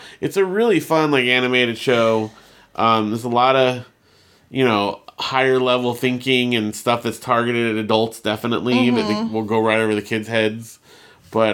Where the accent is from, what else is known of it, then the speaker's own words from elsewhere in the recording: California, United States; born there; I was born in Southern California